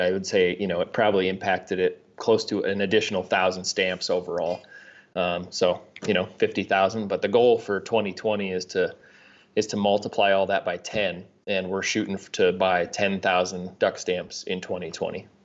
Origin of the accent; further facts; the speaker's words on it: Sioux Falls, South Dakota, United States; also born or lived in Aberdeen, South Dakota; Grew up in South Dakota, uh, was born in Aberdeen, and then, uh, grew up in Sioux Falls